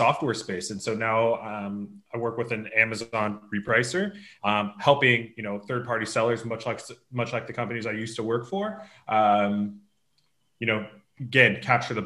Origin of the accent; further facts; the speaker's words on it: Los Angeles, California, United States; now in Tel Aviv, Israel; I'm originally from Los Angeles, California, but living in Tel Aviv now